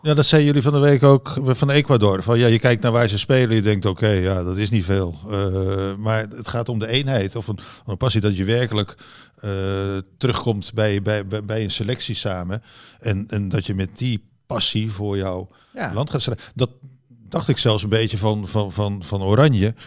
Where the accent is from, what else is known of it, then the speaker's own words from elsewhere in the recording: Netherlands; hier in Nederland